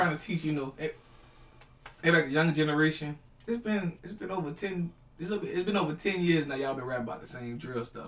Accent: New Orleans, Louisiana, United States; I'm from New Orleans.

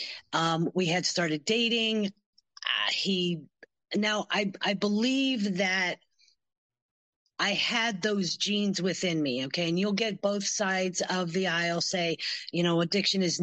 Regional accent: Pennsylvania, United States; moved away as an adult; also born or lived in Michigan; I grew up in Pennsylvania

